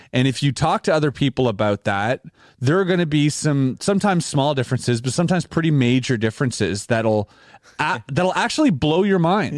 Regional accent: Canada; we're Canadian

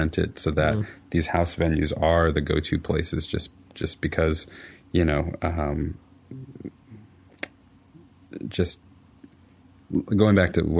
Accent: Texas, United States; moved away as an adult; now in Washington, D.C., United States; I grew up in Texas all my life, around a lot of players, a lot of musicians

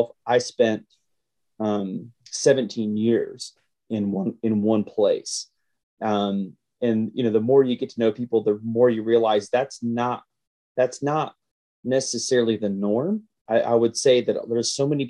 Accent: Carrollton, Georgia, United States; born or raised there; moved away as an adult; also born or lived in Grand Rapids, Michigan

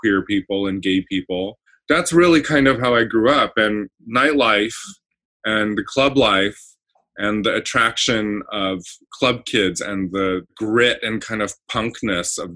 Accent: Baldwin Park, California, United States; also born or lived in Indonesia; mostly I grew up here in Southern California. I was born in Baldwin Park, California

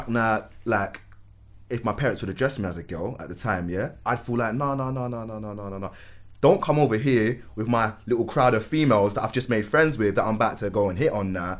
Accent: Manchester, North West England, United Kingdom; also born or lived in Lewisham, London; I was born in Lewisham Hospital, but raised in Manchester?

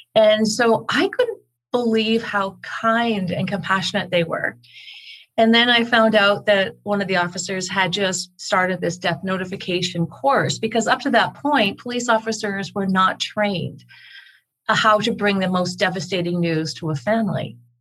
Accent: Canada; now in Calgary, Canada; I am Canadian. I'm here in Calgary, Alberta

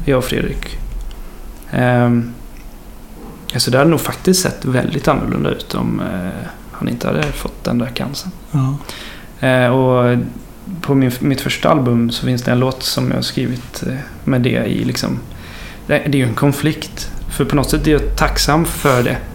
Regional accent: Horred, Västra Götaland, Sweden; moved away as an adult; also born or lived in Kinna; now in Gothenburg, Sweden; Jag är uppvuxen i Marks kommun men inte i Kina

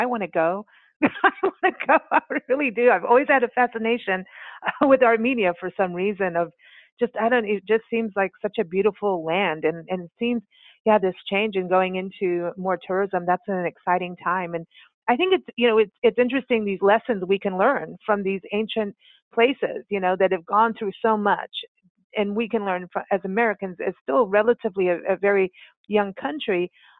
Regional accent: South Africa; I was raised in South Africa

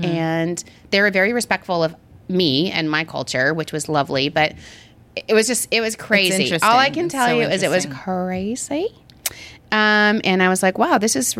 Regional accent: Long Island, New York, United States; moved away; I'm from Long Island

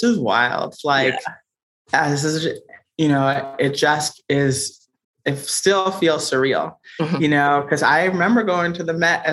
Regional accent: Boston, Massachusetts, United States; moved away as an adult; now in New York City, United States; I grew up in Roxbury, which is a kind of the historically Black part of Boston

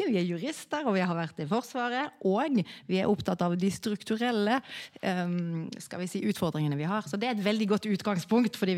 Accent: Norway; Og vi kommer jo fra Norge, som er en ekstremt homogen Eh, kultur fra liksom, etterkrigstiden.

